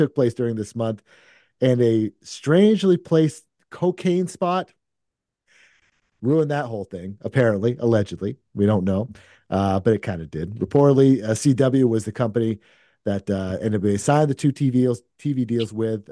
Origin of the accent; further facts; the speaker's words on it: Lewiston, Maine, United States; I'm actually from Lewiston